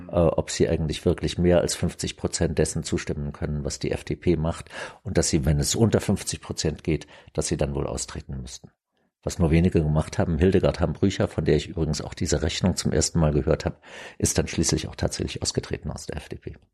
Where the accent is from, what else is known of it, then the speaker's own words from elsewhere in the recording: Germany; also ich war ja aufgewachsen im Adenauer Deutschland